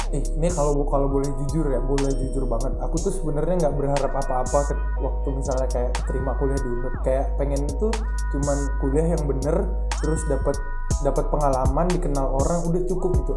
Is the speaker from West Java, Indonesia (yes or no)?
no; Medan, North Sumatra, Indonesia; now in Bali, Indonesia; aku dari Medan